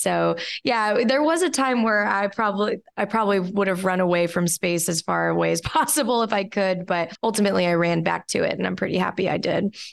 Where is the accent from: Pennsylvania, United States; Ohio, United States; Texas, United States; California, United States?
Texas, United States; Houston; I grew up outside of Houston near NASA's Johnson Space Center